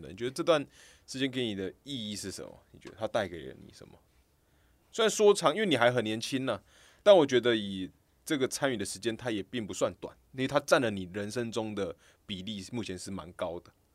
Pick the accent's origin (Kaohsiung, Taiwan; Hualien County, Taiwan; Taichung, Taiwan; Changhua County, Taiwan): Kaohsiung, Taiwan; moved away as an adult; now in Taipei, Taiwan; 我高雄人嘛， 我们是高雄人